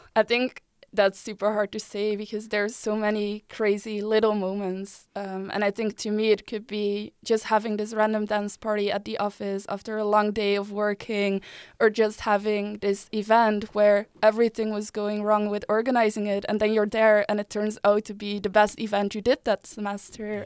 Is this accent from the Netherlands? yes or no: yes; Delft, South Holland, Netherlands; moved away as an adult; also born or lived in Utrecht; I'm from Delft. I moved to Utrecht seven years ago